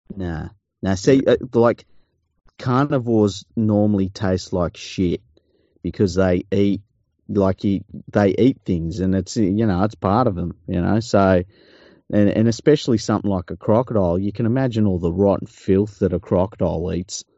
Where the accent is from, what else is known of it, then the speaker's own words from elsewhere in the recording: Australia; I love being Australian.